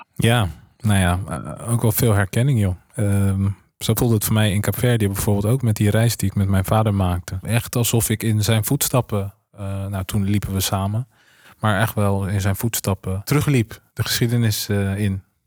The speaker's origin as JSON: {"language": "Dutch", "town": "Rotterdam", "region": "South Holland", "country": "Netherlands", "also_born_or_lived": "Cape Verde (ancestry)", "said": "ik ben Rotterdammer"}